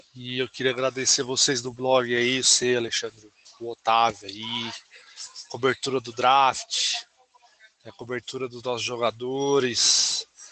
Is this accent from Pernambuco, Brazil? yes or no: yes; Recife, Pernambuco, Brazil; Eu e o Wagner somos de Recife